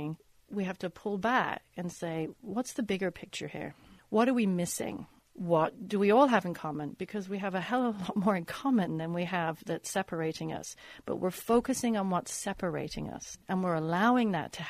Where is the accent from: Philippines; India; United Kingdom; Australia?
United Kingdom; now in Los Angeles, United States; As you can tell, I'm British. I wasn't born here.